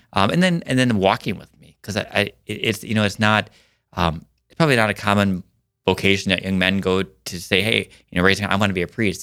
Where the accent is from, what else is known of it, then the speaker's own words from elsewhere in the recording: Mitchell, South Dakota, United States; moved away as an adult; now in Brandon, United States; born and raised in Mitchell, South Dakota